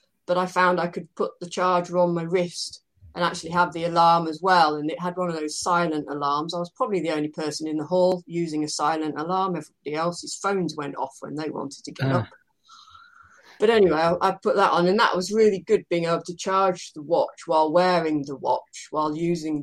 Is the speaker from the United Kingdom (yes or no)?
yes; United Kingdom; I'm British